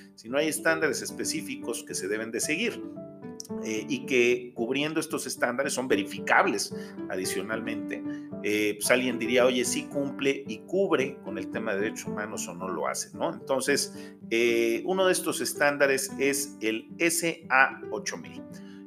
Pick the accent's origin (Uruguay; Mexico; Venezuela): Mexico; como América Latina y como México